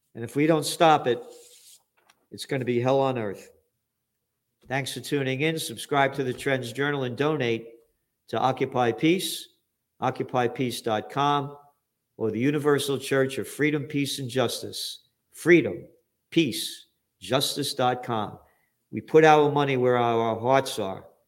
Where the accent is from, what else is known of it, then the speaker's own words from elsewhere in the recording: United States; I'm an American